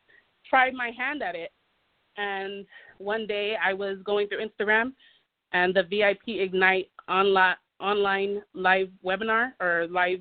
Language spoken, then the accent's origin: English; California, United States; moved away as an adult; now in Nevada, United States; I am from California. I've lived in Nevada for the last